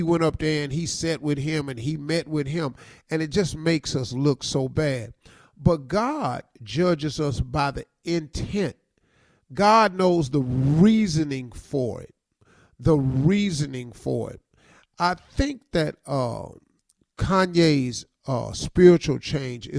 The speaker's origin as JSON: {"language": "English", "country": "United States"}